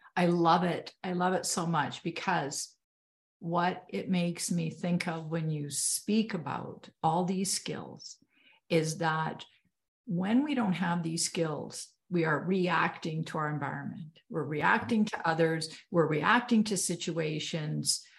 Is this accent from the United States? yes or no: no; Canada; I'm Canadian